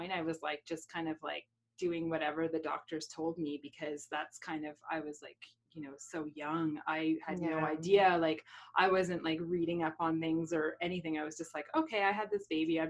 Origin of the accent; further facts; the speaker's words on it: Halifax, Nova Scotia, Canada; moved away; I'm from Halifax.